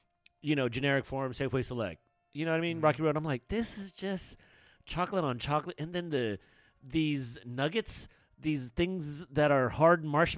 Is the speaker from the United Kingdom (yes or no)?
no; Philippines; I'm Filipino